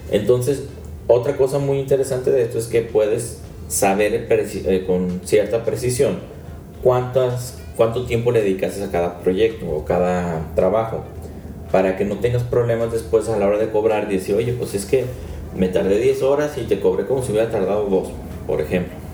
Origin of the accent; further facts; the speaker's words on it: Mexico; Claro que soy mexicano